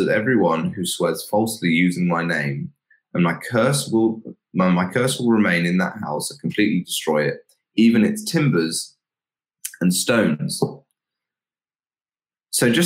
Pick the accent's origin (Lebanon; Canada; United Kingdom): United Kingdom; England; we as English people